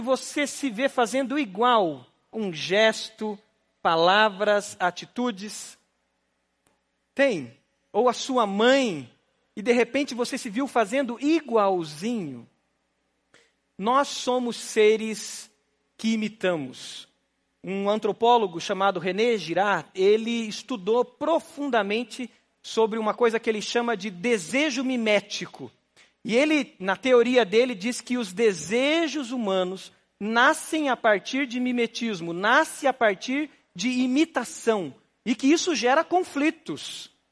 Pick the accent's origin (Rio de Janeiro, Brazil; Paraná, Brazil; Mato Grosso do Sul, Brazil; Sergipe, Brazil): Paraná, Brazil; accent: pé vermelho; Eu sou pé vermelho, então o pé vermelho tem um pouco de mineireza aí